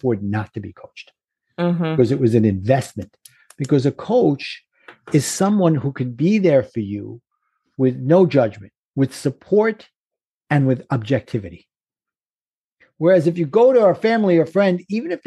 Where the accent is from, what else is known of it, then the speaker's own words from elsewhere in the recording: New York City, New York, United States; accent: Brooklyn; my Brooklyn accent